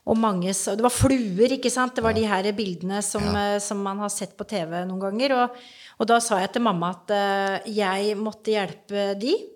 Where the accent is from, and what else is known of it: Grenland, Telemark, Norway; born or raised there; also born or lived in Oslo